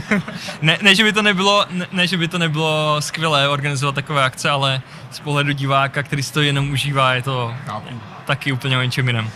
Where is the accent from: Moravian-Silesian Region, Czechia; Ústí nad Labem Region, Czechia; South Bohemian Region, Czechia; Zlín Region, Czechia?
Zlín Region, Czechia; Zlín; moved away as an adult; also born or lived in Prague; Jsem Zlíňák, žil jsem nějakou dobu v Praze a teď jsem zpátky ve Zlíně